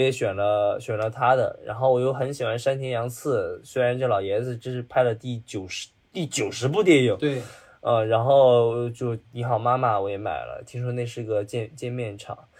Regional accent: Dalian, Liaoning, China; also born or lived in Beijing; now in Shanghai, China; 咱们是大连，大连出来

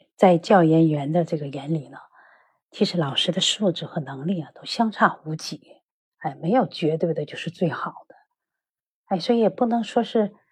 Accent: Northeast China, China; now in Beijing, China; 我是一个闲不住的一个退休教师。现在生活在北京，实际上呢 我是东北人

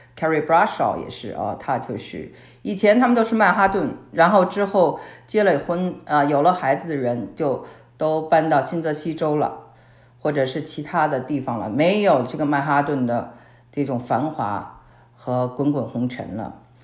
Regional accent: Beijing, China; moved away as an adult; also born or lived in California / Shanghai / Hong Kong; now in Texas, United States; 因为我从小生活在北京嘛

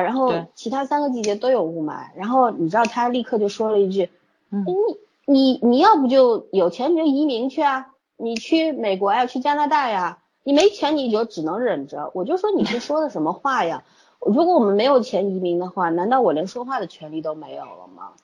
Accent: China; 作为中国人 真的也不要太羡慕别人，也不要太怨恨自己生长的这块土地

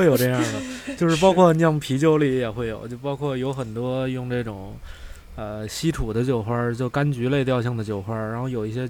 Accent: Beijing, China; 哎，真挺巧的啊，咱们仨都是在北京这个长大的，

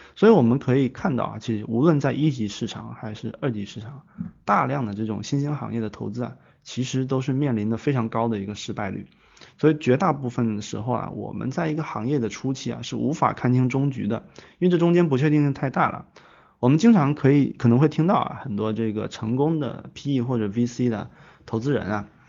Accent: China; 我们中国

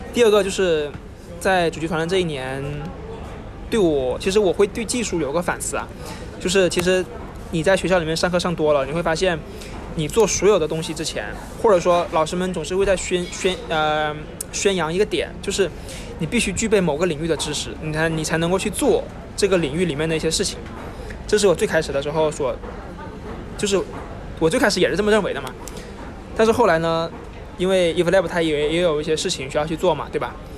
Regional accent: Hainan, China; moved away as an adult; 因为我是从海南来的嘛

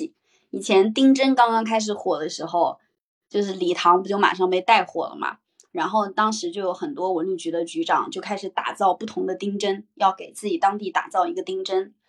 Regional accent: Henan, China; 我的城，我的家乡河南

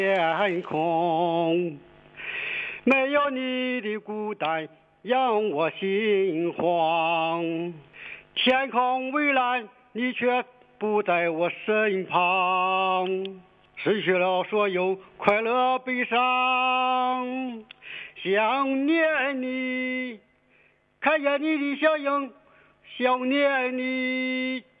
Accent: Dalian, Liaoning, China; 哎呀，你也是大连人啊，我是啊

